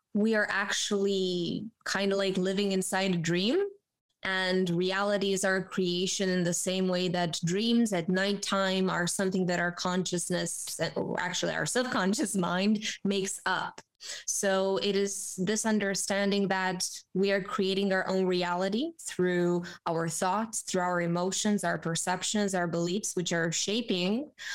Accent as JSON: {"language": "English", "country": "Romania", "tie": "born or raised there", "said": "born and raised in Romania"}